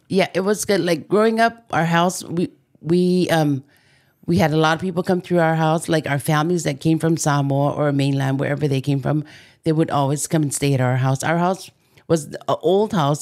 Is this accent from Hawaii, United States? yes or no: yes; Maili, Hawaii, United States; I grew up in Waianae, s, um, actually Maili